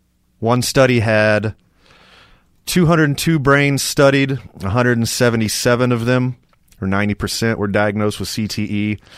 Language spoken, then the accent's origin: English; Texas, United States; I grew up in Texas